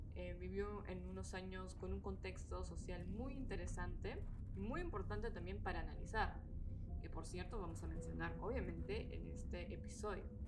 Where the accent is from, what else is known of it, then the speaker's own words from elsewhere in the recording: Peru; moved away as an adult; now in Germany; soy de Perú, tengo 26 y vivo desde hace un tiempo en Alemania